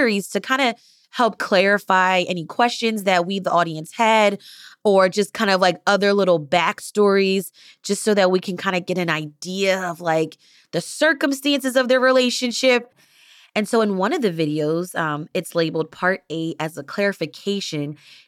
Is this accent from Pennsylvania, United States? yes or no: yes; Philadelphia, Pennsylvania, United States